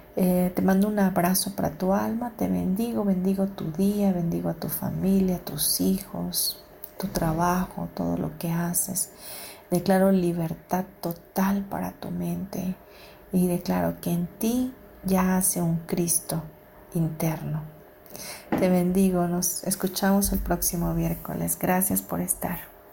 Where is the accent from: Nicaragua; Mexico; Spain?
Mexico; los que somos de México, nuestro país